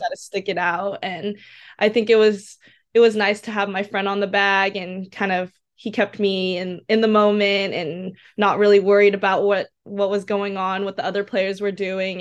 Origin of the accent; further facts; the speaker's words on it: Seaside, California, United States; So I'm from Seaside, California, kind of near Pebble Beach and Monterey area.